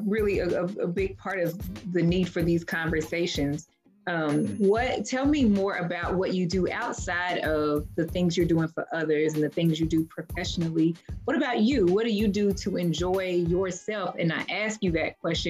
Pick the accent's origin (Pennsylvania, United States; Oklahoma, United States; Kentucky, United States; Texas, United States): Kentucky, United States; Louisville; moved away; I'm from Louisville, and very much obviously familiar with the West End.